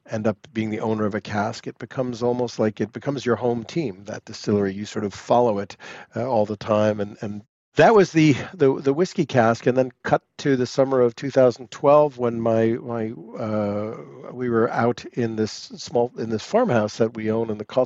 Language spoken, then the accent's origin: English; United States; moved away as an adult; also born or lived in Paris; 10 years of being an American in Paris